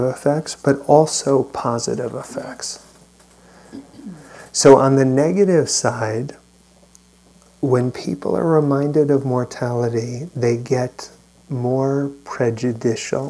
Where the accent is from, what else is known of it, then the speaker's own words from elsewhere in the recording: New York, United States; now in California, United States; I grew up in New York and was out here for 9/11